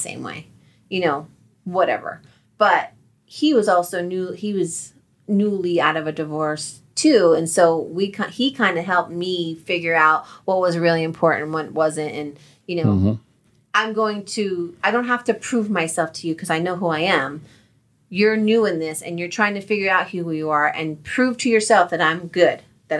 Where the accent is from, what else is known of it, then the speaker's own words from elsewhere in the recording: New Jersey, United States; moved away; also born or lived in Colorado; we're from Jersey